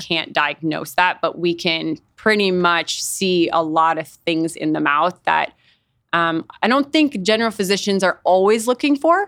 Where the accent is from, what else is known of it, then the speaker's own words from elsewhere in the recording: Fargo, North Dakota, United States; moved away as an adult; also born or lived in Nebraska; I grew up in Fargo, North Dakota